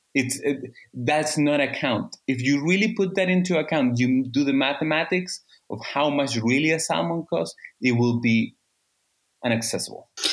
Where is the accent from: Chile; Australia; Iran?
Chile; I am from Chile, the second um, biggest producer of salmon